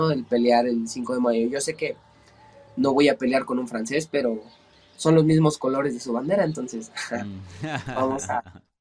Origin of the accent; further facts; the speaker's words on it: Ecatepec, State of Mexico, Mexico; Estado de México. Eh, en el, del municipio de Catepec. Estamos relativamente pegados a la Ciudad de México.